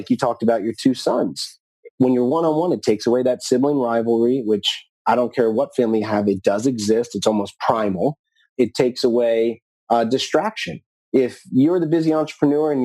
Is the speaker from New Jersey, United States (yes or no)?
yes; New Jersey, United States; I used to watch the Giants play in my hometown where I grew up in New Jersey